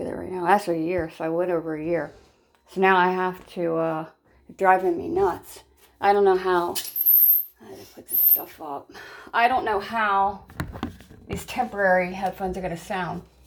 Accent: Ohio, United States; I'm from Ohio. I'm Buckeye by blood and nature. I was born and raised in Ohio

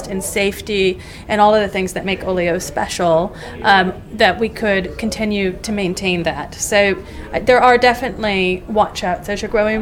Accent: United States; moved away as an adult; now in United Kingdom; I am American

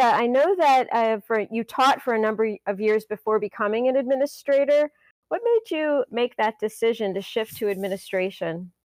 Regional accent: Michigan, United States; I grew up in Michigan

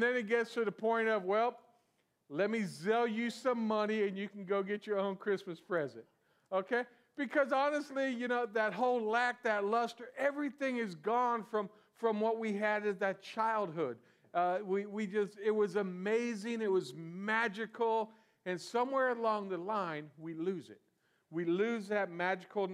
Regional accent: South Florida, United States; I was born in South Florida and raised in South Florida

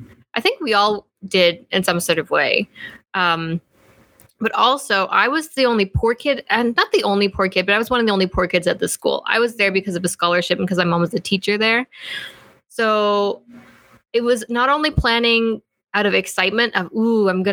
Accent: Fort Vermilion, Alberta, Canada; I grew up in a place called Fort Vermilion, Alberta

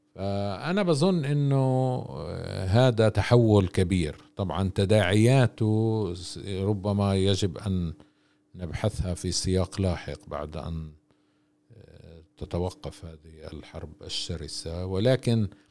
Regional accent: Israel; احنا المجتمع الفلسطيني بالداخل

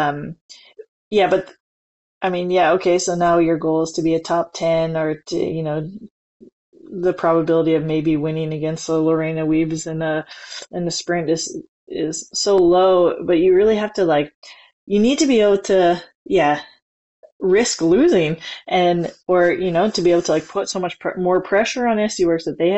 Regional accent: near Edmonton, Alberta, Canada; the Nationals are near my hometown. They're in Edmonton.

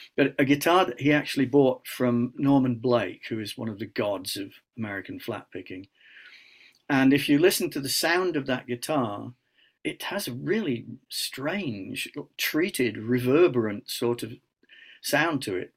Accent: Scunthorpe, Yorkshire and the Humber, United Kingdom; I'm from Scunthorpe

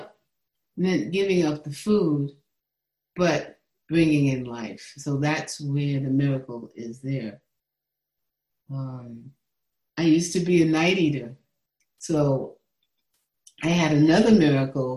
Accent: New York City, New York, United States; I was born and raised in the Bronx, New York

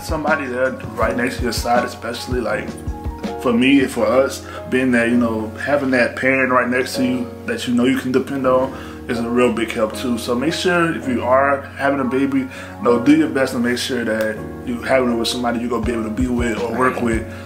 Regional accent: the South, United States; I'm from the South, real old school

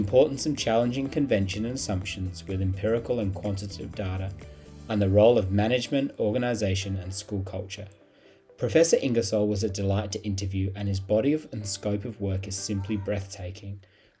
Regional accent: Nottingham, East Midlands, United Kingdom; Well, I'm a fellow Brit. I was born over in the Midlands in a place called Nottingham

